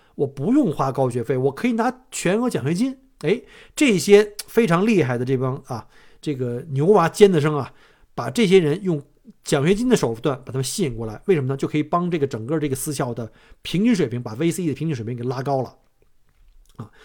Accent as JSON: {"language": "Chinese", "country": "China", "moved": "yes", "lives_now": "Melbourne, Australia", "said": "像我们中国人这个跨区送玩儿这个特别的普遍"}